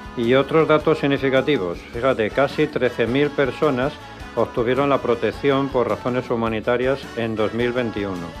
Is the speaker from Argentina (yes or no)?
no; Valladolid, Castile and León, Spain; mi tierra, de Valladolid